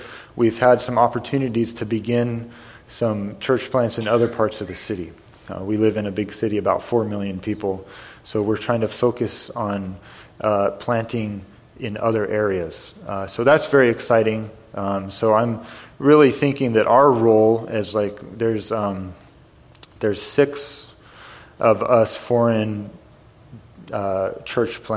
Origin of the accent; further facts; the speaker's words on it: White River Junction, Vermont, United States; moved away; I'm from White River Junction